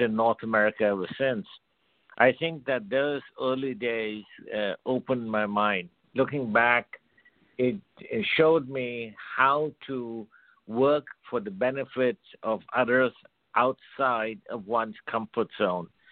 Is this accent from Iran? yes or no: no; India; I was born and brought up in India